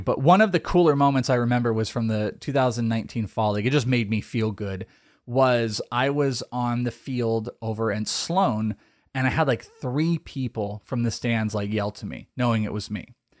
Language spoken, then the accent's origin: English; Wales, United Kingdom; I'm Welsh. I'm out of here.